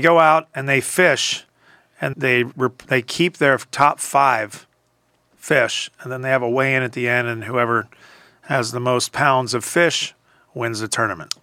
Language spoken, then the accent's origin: English; Philadelphia, Pennsylvania, United States; moved away; growing up in Philadelphia